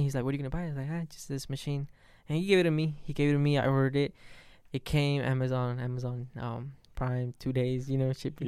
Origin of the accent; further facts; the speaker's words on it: Las Vegas, Nevada, United States; also born or lived in Puebla, Mexico; when I was three, I came here to, to U S, to Vegas. It's, I think, yeah, it's the first, pretty much where I grew up